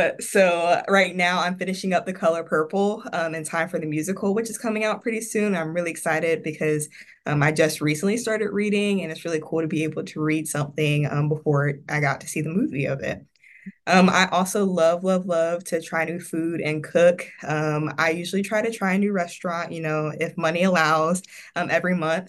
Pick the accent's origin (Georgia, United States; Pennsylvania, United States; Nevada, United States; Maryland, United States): Georgia, United States; Evans; also born or lived in South Carolina; now in Florida, United States; I'm originally from Evans, Georgia, which is right outside of Augusta, Georgia